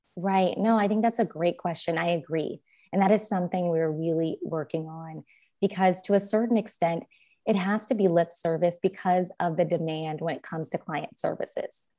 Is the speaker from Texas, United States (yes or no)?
no; Los Angeles, California, United States; also born or lived in Stanford University / Harvard Law School; I was born and raised in Los Angeles.